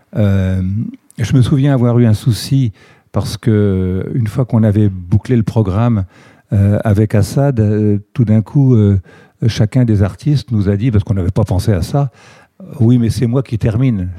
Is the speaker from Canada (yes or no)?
no; Reims, Grand Est, France; je suis originaire de, la Champagne, de Reims pour être précis, où je, suis né en 52.